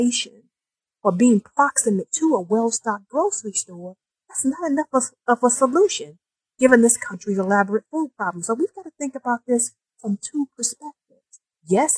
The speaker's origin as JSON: {"language": "English", "town": "Detroit", "region": "Michigan", "country": "United States", "tie": "born or raised there", "said": "I was born and raised in Detroit as my hometown. I was born in 1969 in the northwest side of Detroit"}